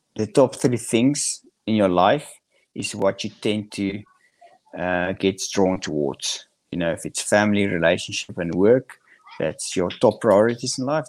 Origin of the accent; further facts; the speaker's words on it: South Africa; grew up in Central South Africa, which is um, it's the countryside of South Africa